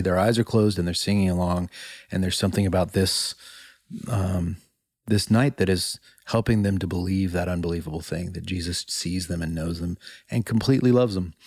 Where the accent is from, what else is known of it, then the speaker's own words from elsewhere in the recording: Illinois, United States; moved away; I went home to Illinois, uh, to my hometown a few years ago.